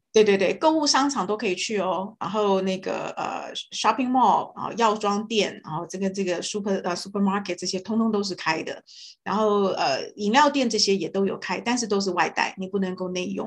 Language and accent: Chinese; Canada; moved away as an adult; also born or lived in Los Angeles, United States; 所以我们加拿大人每一个人都要付两种税